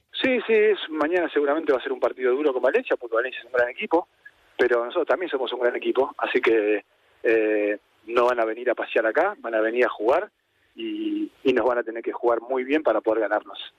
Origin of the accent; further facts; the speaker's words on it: Argentina; now in Spain; como argentino